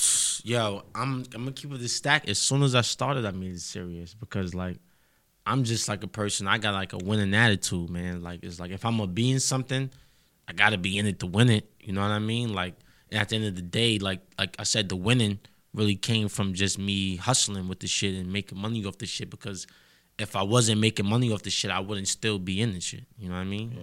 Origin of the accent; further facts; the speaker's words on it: New York City, New York, United States; I'm really from Harlem